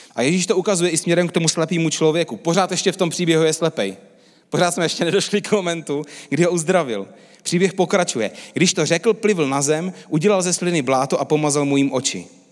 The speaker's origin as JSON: {"language": "Czech", "country": "Czechia", "said": "my Češi"}